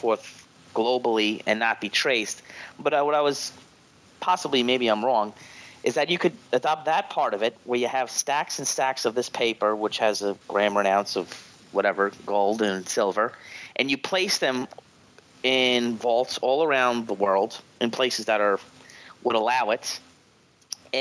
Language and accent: English; Ireland; born or raised there